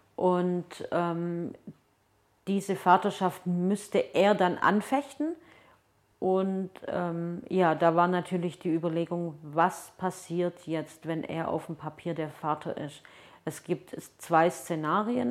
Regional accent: Germany; also born or lived in Turkey; dass ich nach Hause gehe und also wenn ich dann in Deutschland bin

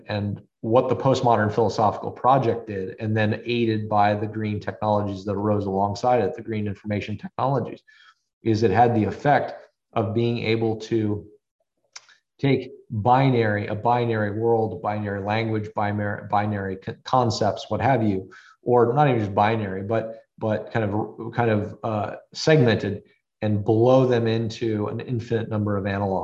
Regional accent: United States; as an American parent

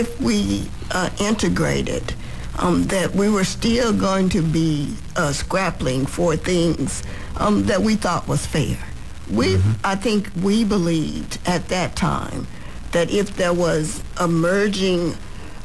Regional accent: Dallas, Texas, United States; I grew up in South Dallas.

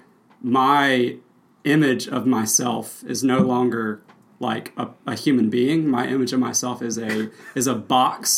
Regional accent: Mississippi Delta, United States; I'm from Mississippi. I lived in the Mississippi Delta, which is flat farmland for the first 12 years of my life.

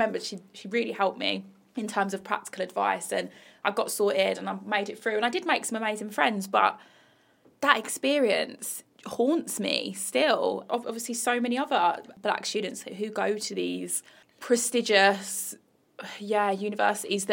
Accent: small town outside of Birmingham, West Midlands, United Kingdom; small town that I grew up in outside of Birmingham

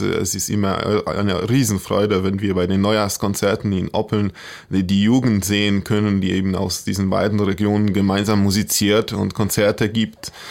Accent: Poland; born or raised there; German is a second language

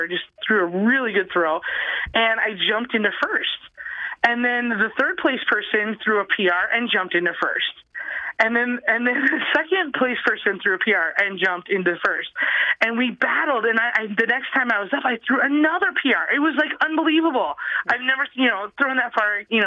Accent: South Dakota, United States; I'm from South Dakota

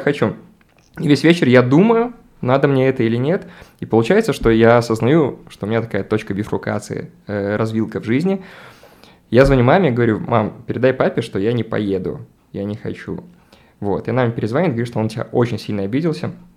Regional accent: Babruysk, Mogilev Region, Belarus; moved away; also born or lived in Minsk / Saint Petersburg; Я там редко бываю, мой родной город.

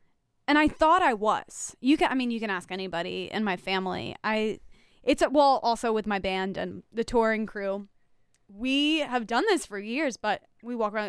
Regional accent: the South, United States; I don't know if it's because I'm a Southerner.

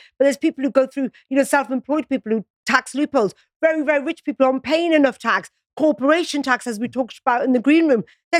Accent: Newcastle upon Tyne, North East England, United Kingdom; moved away; also born or lived in London; My parents are from the Punjab and I grew up in Newcastle.

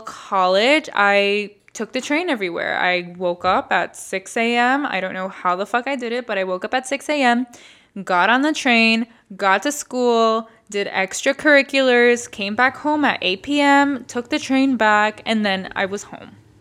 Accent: Boston, Massachusetts, United States; growing up in the East Coast and growing up going to school in the city, we were all taught to take the M B T

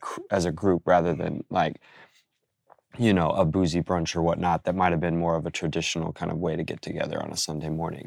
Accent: Oregon, United States; now in New York, United States; born in, in Oregon, uh, living out here in New York

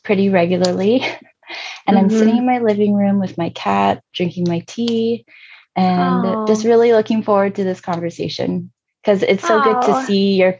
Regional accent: outside of Richmond, Virginia, United States; moved away; also born or lived in South Korea; I grew up in Virginia, outside of Richmond on the East Coast

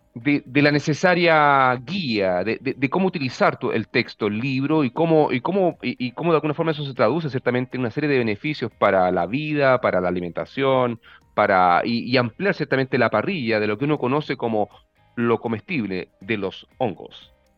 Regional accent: Arica, Arica y Parinacota, Chile; yo soy del norte de Chile, yo me crié en Arica

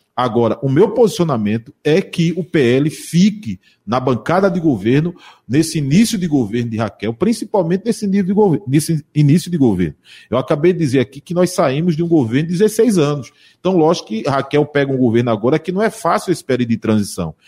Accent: Jaboatão dos Guararapes, Pernambuco, Brazil; eu sou também de Jaboatão

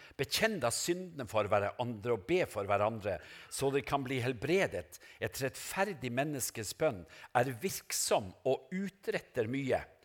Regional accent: Norway; moved away; Seløya, til øya der jeg kommer fra, Pelgrimskysten

